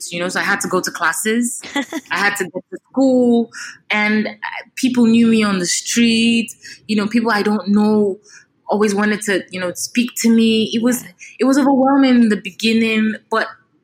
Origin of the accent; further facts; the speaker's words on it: Nigeria; as an African, as a Nigerian